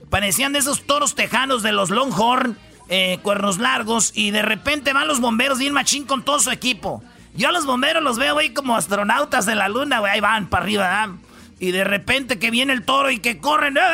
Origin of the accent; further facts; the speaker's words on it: Mexico; como los mexicanos somos buenas personas, somos, nos gusta estar ahí con nuestra gente.